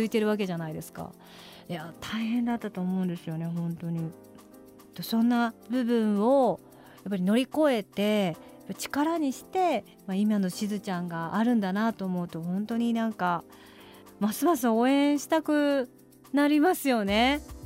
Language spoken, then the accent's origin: Japanese; Kurume, Fukuoka, Japan; 私の地元の久留米市